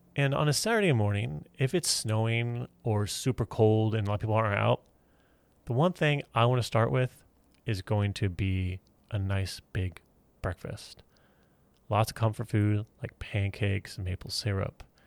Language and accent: English; Houston, Texas, United States; moved away; I grew up in Houston, Texas